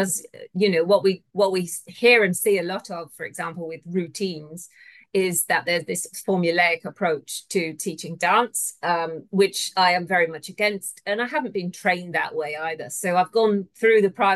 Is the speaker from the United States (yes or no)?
no; United Kingdom; moved away as an adult; now in Australia; I'm originally from the UK